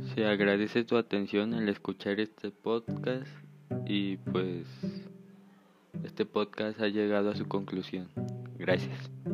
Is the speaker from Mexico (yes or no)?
yes; Mexico; en nuestro país los habitantes de las entidades se reconocen plenamente como mexicanos